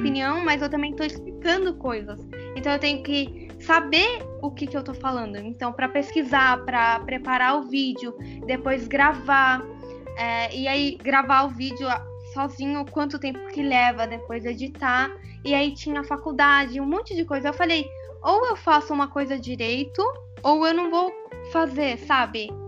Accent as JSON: {"language": "Portuguese", "country": "Brazil", "tie": "born or raised there", "moved": "as an adult", "lives_now": "Lebanon", "said": "eu morei 18 anos no Brasil, nasci no Brasil"}